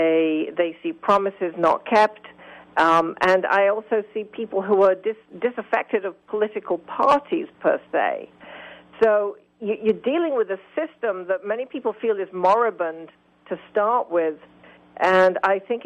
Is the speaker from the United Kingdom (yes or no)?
yes; United Kingdom; now in United States; I come from Great Britain